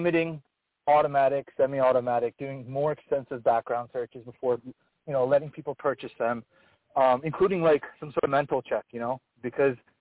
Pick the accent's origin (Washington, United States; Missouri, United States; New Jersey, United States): New Jersey, United States; I had great teachers growing up in New Jersey